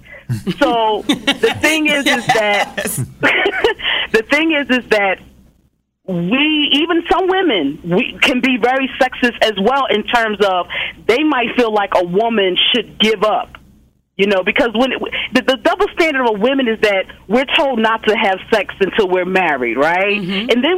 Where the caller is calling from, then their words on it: Philadelphia, Pennsylvania, United States; I'm calling from Philadelphia.